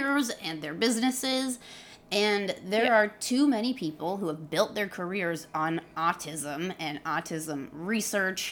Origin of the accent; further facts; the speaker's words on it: Indiana, United States; I grew up in Indiana